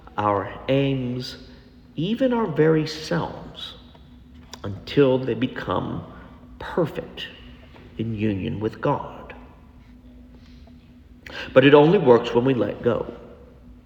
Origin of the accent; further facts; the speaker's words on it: Texas, United States; because we're from Texas, y'all, or all y'all